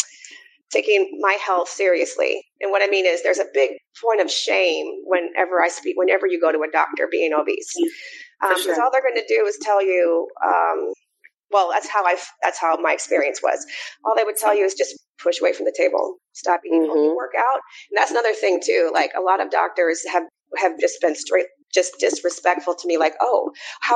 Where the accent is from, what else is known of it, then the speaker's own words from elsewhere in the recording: Omaha, Nebraska, United States; also born or lived in North Carolina; now in Atlanta, United States; I'm a Midwesterner. I'm originally from Omaha, Nebraska